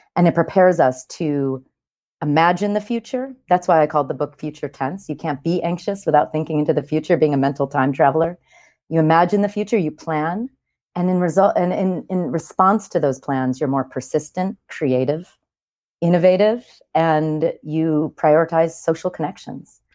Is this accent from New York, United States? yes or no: yes; New York, United States; I'm a New Yorker